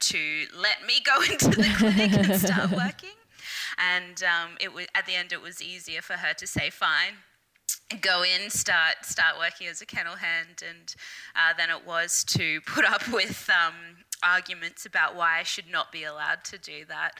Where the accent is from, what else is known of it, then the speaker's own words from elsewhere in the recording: Brisbane, Queensland, Australia; I am Brisbane, Australia, born and bred